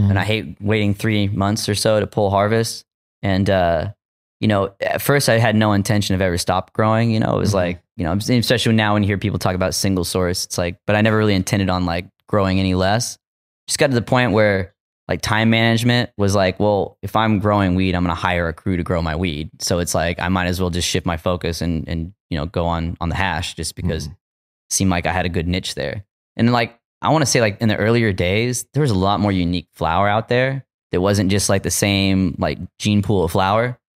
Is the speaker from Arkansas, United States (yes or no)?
yes; Arkansas, United States; I didn't go to Headroom Gallery because I'm from Arkansas. I don't want to get busted.